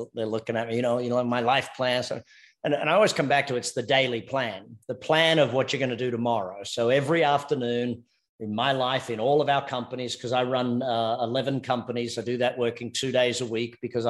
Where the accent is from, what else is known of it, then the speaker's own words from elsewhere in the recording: Australia; accent: Australian; now in United States; Australian by accent and American by choice. I'm married an American